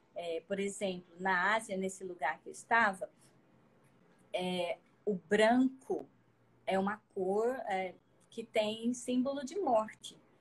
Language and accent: Portuguese; Acre, Brazil; sou natural lá do Acre